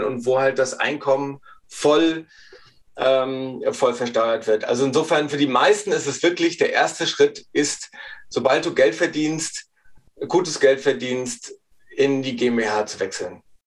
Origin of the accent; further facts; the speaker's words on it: Rostock, Mecklenburg-Vorpommern, Germany; ich bin ein Ostseekind